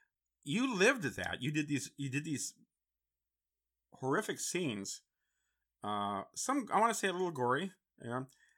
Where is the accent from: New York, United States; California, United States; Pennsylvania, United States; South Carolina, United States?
California, United States; San Francisco; I grew up in San Francisco, and it's a big Filipino community there